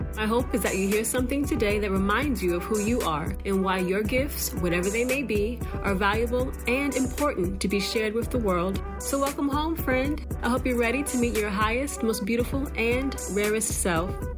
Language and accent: English; Los Angeles, California, United States; moved away; I was born in California, Los Angeles, California